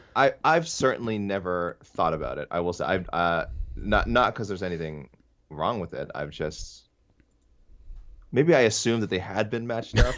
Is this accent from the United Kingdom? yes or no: no; Canada; as a Canadian fan